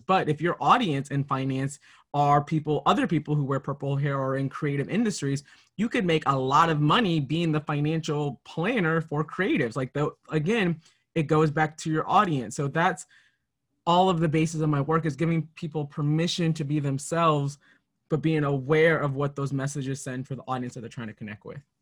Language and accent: English; Minnesota, United States; growing up in Minnesota